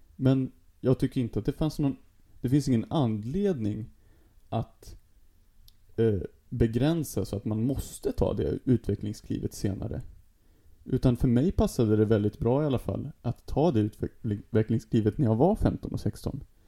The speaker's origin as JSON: {"language": "Swedish", "country": "Sweden", "also_born_or_lived": "Stockholm", "said": "som svensk"}